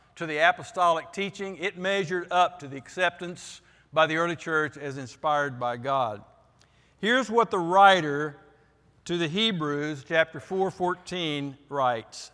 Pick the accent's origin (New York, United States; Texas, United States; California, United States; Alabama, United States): Texas, United States; Vernon; moved away; in my church when I was growing up in Vernon, Texas.